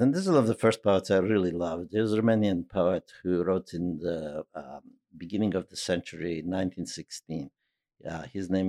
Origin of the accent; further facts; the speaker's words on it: New York, United States; they kept their prejudices to themselves if they had any, because they know I was from New York.